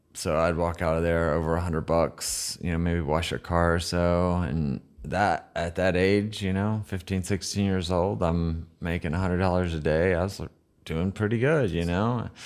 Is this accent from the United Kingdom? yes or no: no; United States; I'm the American